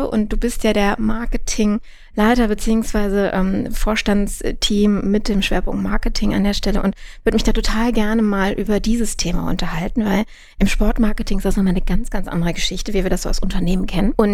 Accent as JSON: {"language": "German", "town": "Düsseldorf", "region": "North Rhine-Westphalia", "country": "Germany", "tie": "born there", "said": "also ich bin gebürtiger Düsseldorfer"}